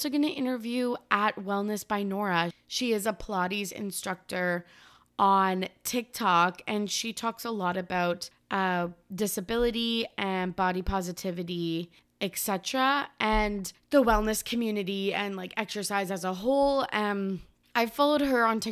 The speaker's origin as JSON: {"language": "English", "town": "Kamloops", "region": "British Columbia", "country": "Canada", "tie": "born or raised there", "said": "we went to Kamloops, which is my hometown."}